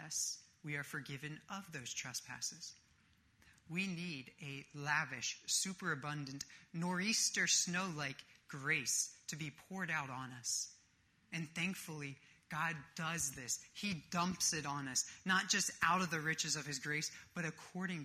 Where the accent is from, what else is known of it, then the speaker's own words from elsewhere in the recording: Northeast, United States; moved away; I grew up in the Northeast